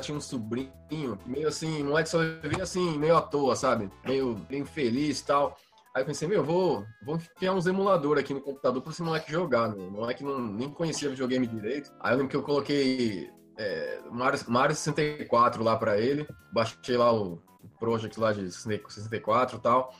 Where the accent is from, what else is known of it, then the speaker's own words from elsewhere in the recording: Baixada Santista, São Paulo, Brazil; Eu cresci na, na Baixada Santista